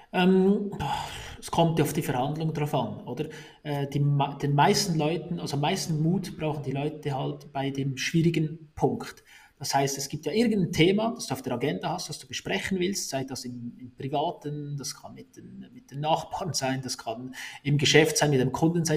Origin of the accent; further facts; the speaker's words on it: Salgesch, Valais, Switzerland; accent: Walliser Dialekt; ich komme aus, aus Salkesch, Salkesch ist ein, ist ein Weindorf und da hast, äh, auch, mein, auch mein Großvater hat den Weinkeller und dann wächst du halt so auf